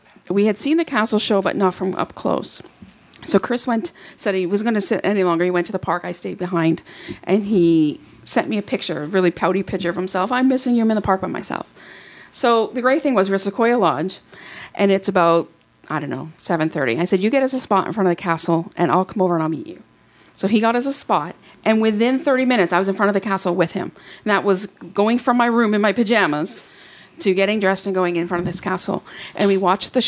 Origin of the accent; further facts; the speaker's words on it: Canada; I'm from Canada